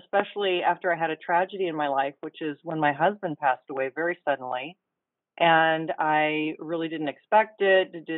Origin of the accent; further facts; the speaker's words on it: Mercer Island, Washington, United States; the island where I grew up on Mercer Island near Seattle